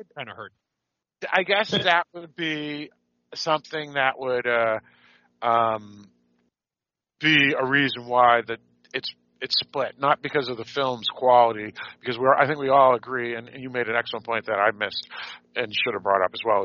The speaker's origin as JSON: {"language": "English", "town": "Boston", "region": "Massachusetts", "country": "United States", "accent": "Boston", "said": "my Boston accent"}